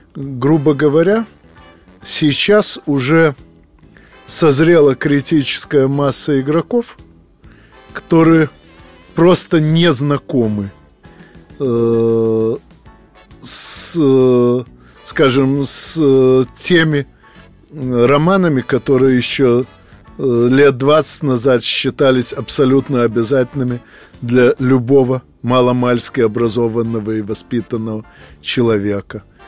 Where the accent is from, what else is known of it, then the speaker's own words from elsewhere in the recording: Odesa, Odesa Oblast, Ukraine; moved away; Я нахожусь в Одессе, поскольку 9 декабря мне исполнилось 60 лет, и эта приятная дата повлекла за собой множество разнообразных дел, которые надо проделать обязательно у себя на малой родине.